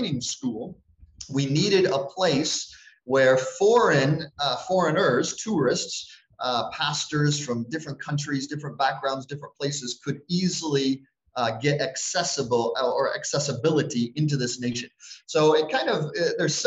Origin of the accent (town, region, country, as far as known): United States; moved away as an adult; also born or lived in Turkey; now in Chiang Mai, Thailand